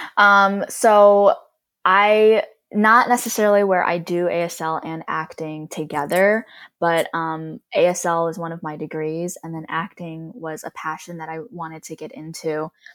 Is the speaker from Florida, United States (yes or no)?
no; Cleveland, Ohio, United States; moved away as an adult; also born or lived in Columbus, Ohio; now in Los Angeles, United States; I grew up in Cleveland, but then went to school at Ohio State in Columbus, so I lived there for about eight years